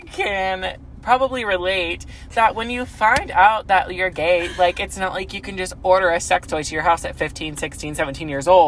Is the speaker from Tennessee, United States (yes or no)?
no; Boise, Idaho, United States; We are from Boise, Idaho